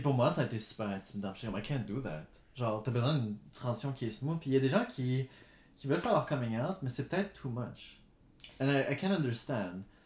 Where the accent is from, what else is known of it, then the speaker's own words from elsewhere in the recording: Gatineau, Quebec, Canada; j'ai grandi à Elmer, juste à côté de la forêt, and that's where I grew up